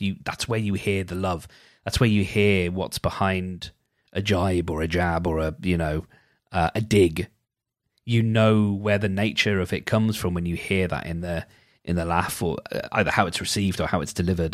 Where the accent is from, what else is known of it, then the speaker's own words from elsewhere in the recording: United Kingdom; as a Brit, I ha, I am duty bound to pronounce it Ackerman